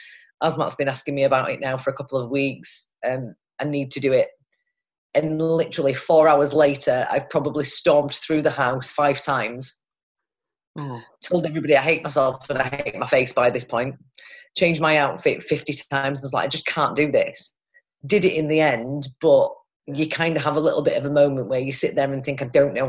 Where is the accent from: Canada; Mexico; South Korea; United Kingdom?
United Kingdom; Pontefract, Yorkshire and the Humber; But the majority of people actually don't realise that I'm from Pontefract. Apparently I sound like I'm from Manchester.